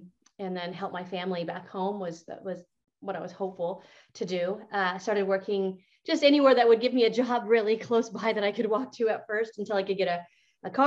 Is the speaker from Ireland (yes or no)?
no; Montana, United States; also born or lived in California; growing up in Montana. I was very poor.